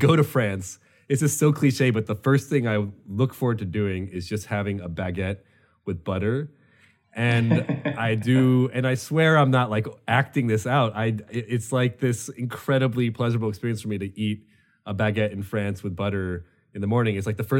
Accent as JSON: {"language": "English", "country": "United States", "said": "because I'm an American, you know"}